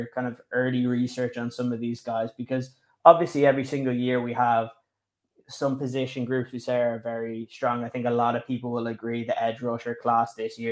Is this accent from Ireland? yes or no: yes; Ireland; You have an Irish lad right here.